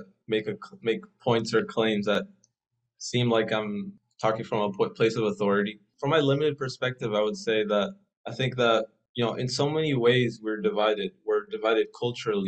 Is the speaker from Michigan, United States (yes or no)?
no; Dallas, Texas, United States; moved away as an adult; I was born here in Dallas, Texas